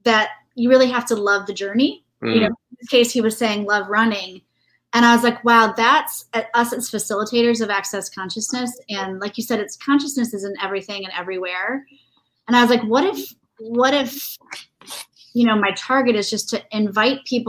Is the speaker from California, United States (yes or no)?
no; Indiana, United States; growing up in Indiana